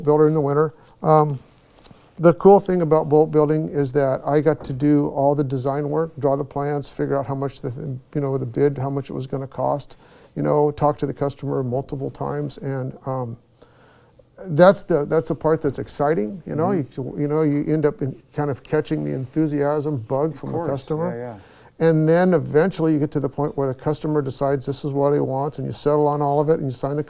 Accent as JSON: {"language": "English", "town": "San Pedro", "region": "California", "country": "United States", "tie": "born or raised there", "moved": "as an adult", "lives_now": "Humboldt County, United States", "said": "I grew up down in San Pedro and then later just a little ways out of town there"}